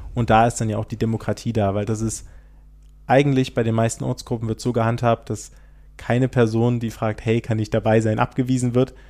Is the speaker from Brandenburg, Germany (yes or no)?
no; Saxony, Germany; hier auch in Sachsen haben. Zumindest da, wo ich herkomme